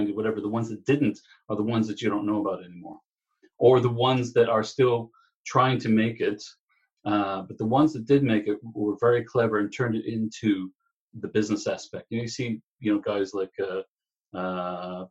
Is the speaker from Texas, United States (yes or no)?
yes; Texas, United States; moved away as an adult; now in Ireland; a little place called Texas, where I was born and raised, and grew up there